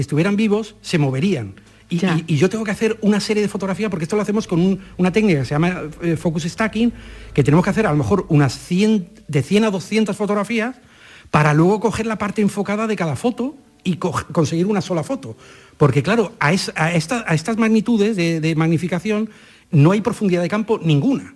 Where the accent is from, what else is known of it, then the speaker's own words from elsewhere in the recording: Madrid, Community of Madrid, Spain; moved away as an adult; also born or lived in Almáchar, Málaga; nací en Madrid